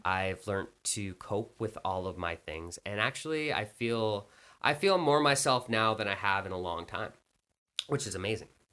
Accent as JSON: {"language": "English", "country": "Canada", "said": "I'm Canadian"}